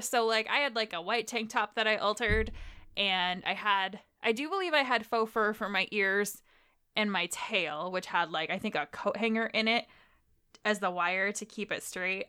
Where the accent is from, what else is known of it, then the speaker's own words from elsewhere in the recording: Illinois, United States; I'm from Illinois